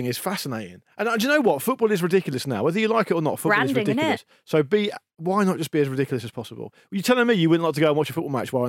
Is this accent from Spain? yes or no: no; United Kingdom; I spent most of my childhood growing up thinking I'm never going to fuck anyone, as most British teenagers boys did.